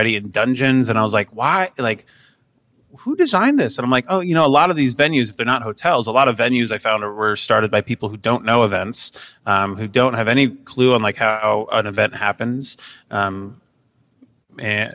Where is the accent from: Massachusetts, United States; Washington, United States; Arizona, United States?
Washington, United States; Seattle; moved away as an adult; now in Cleveland, United States; We're originally from Seattle